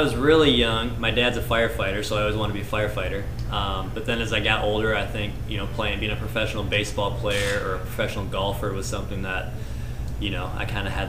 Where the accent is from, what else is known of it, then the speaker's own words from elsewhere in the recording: Burlington, Wisconsin, United States; Nope, so I'm originally from Wisconsin, but I was coaching just previously.